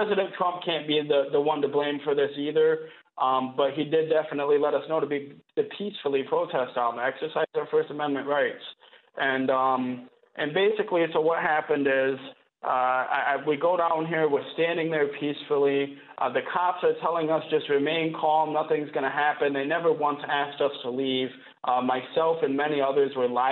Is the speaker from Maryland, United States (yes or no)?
no; Flint, Michigan, United States; from 6 to 16 years old, I grew up in the Michigan foster care system